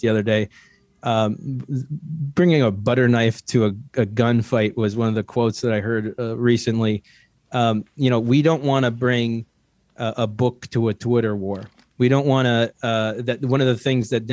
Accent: Ohio, United States; I was born in Ohio

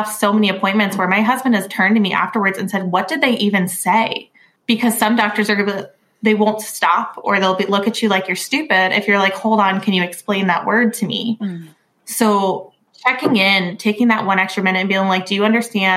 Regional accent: Virginia, United States; I am from Virginia

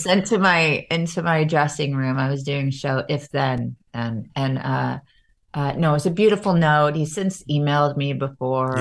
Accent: Long Island, New York, United States; I grew up in Long Island mostly

